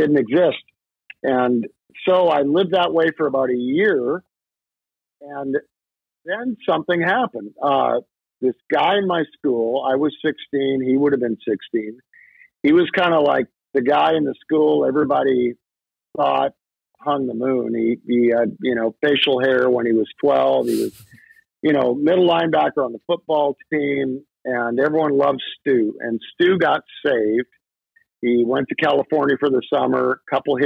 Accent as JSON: {"language": "English", "country": "Canada", "tie": "born or raised there", "said": "I kind of went with my family to a very traditional church growing up in Canada"}